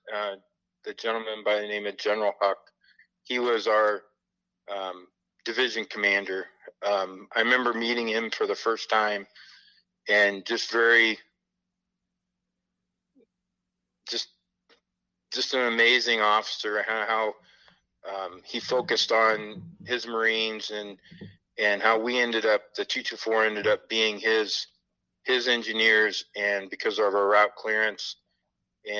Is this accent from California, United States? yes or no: no; Fairfield, Iowa, United States; I love Fairfield. It's my hometown.